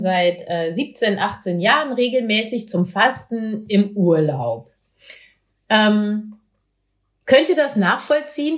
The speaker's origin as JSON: {"language": "German", "town": "Meppen", "region": "Lower Saxony", "country": "Germany", "tie": "born or raised there", "said": "in meiner Heimatstadt Meppen"}